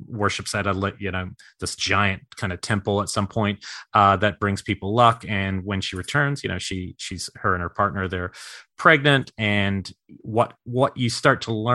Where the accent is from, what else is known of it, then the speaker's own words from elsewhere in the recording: New York City, New York, United States; I was born in Brooklyn